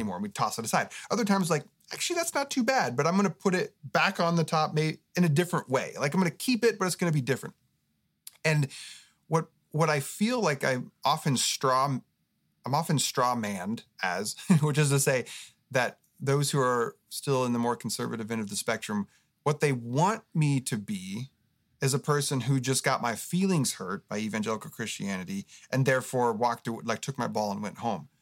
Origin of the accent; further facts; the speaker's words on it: Oregon, United States; now in Southern California, United States; I grew up in Oregon